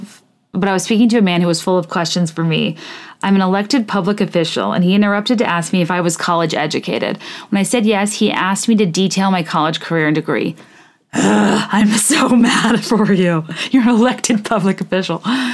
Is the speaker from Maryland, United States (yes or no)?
yes; Annapolis, Maryland, United States; Another note, I grew up in Annapolis, Maryland, acutely acquainted with boats, yachts, and their value, generally treating sailing with reverence because it was all over my city.